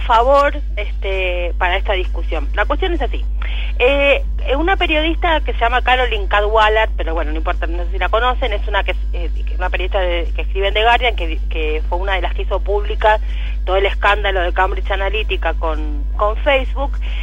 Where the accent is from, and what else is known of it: Argentina